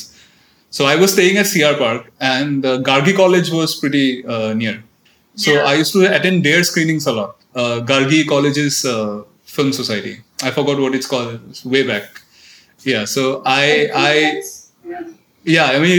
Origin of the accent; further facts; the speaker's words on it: Assam, India; moved away; also born or lived in Delhi; I'm from Assam. I went to an English medium school, which you know, so my I was a little alienated from my own culture. Because in almost every English medium schools in Assam